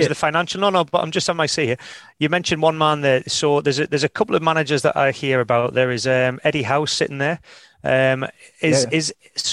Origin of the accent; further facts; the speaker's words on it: Newcastle region, North East England, United Kingdom; I'm from the Newcastle region.